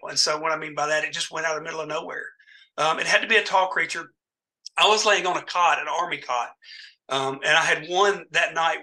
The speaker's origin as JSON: {"language": "English", "town": "Dyersburg", "region": "Tennessee", "country": "United States", "tie": "born or raised there", "also_born_or_lived": "Mansfield, Tennessee", "said": "my hometown of Dyersburg, Tennessee"}